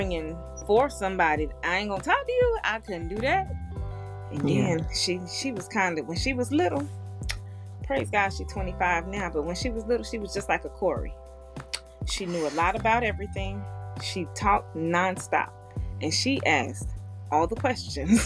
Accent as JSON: {"language": "English", "region": "Florida", "country": "United States", "also_born_or_lived": "Arizona", "moved": "as an adult", "said": "I'm 20, I'm in Arizona from Florida"}